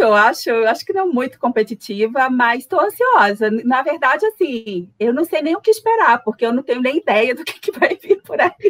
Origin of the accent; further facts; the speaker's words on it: Manaus, Amazonas, Brazil; Manaus, no estado do Amazonas, a capital do estado do Amazonas, e eu estou aqui representando lindamente a região norte.